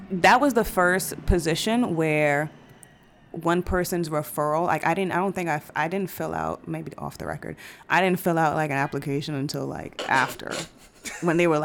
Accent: Brooklyn, New York, United States; but growing up in New York and growing up in Brooklyn, the the idea of what fun is, or what nightlife is

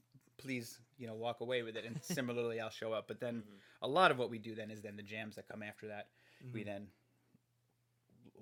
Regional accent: New Jersey, United States; moved away; I'm from New Jersey

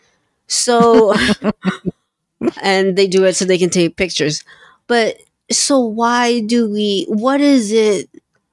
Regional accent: Philippines; I'm Filipino

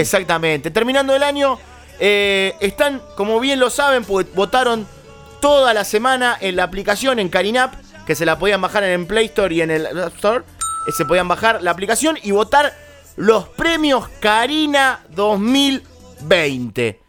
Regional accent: Argentina; also born or lived in Villa Crespo, Buenos Aires; soy argentino y latinoamericano

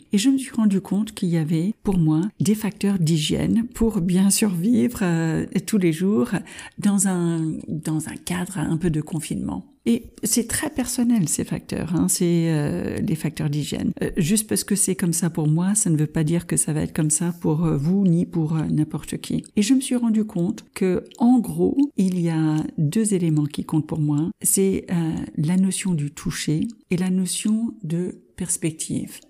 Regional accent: United States; French is a second language; also born or lived in France; Je suis de double nationalité américaine et française

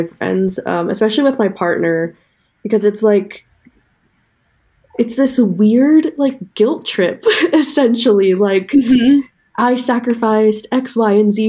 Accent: New York, United States; I was born in New York, but, like, not the city.

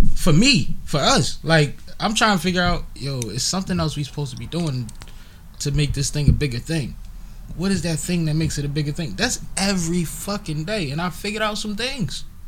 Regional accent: Philadelphia, Pennsylvania, United States; also born or lived in Baltimore; I'm from Philly.

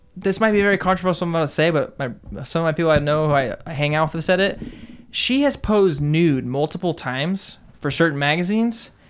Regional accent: Southern California, United States; David and I grew up in Southern California

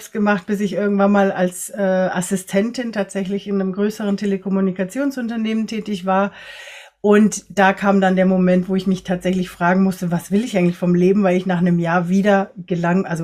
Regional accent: Ecuador; born there; Ich bin selber in Ecuador geboren, mein Papa ist Deutscher und meine Mama ist aus einer chinesischen Kolonie in Ecuador

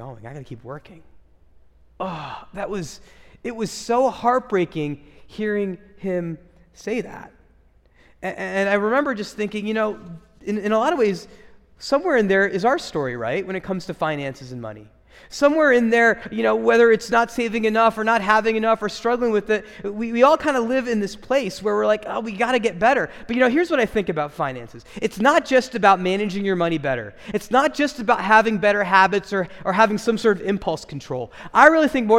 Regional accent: United States; as American Christians

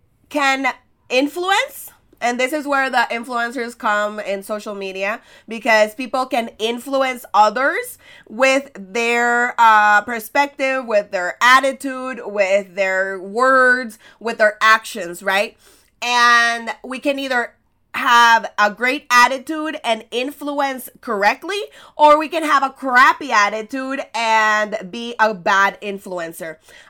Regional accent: El Salvador; I'm from El Salvador, and I specialize in helping you create irresistible experiences online

